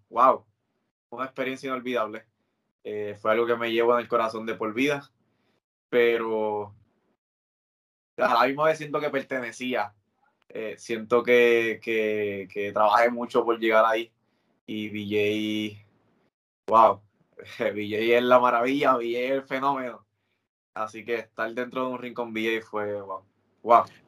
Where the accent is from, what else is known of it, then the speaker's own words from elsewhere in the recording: Puerto Rico; yo crecí viendo aquí en Puerto Rico